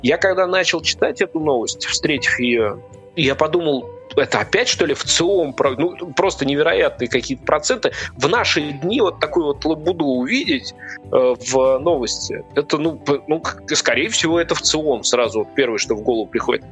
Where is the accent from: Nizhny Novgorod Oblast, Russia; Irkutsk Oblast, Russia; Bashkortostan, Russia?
Nizhny Novgorod Oblast, Russia; Nizhny Novgorod; moved away as an adult; now in Moscow, Russia; Я жил до того, как переехал в Москву, в Нижнем Новгороде. Это моя малая родина, и я там прожил большую часть своей жизни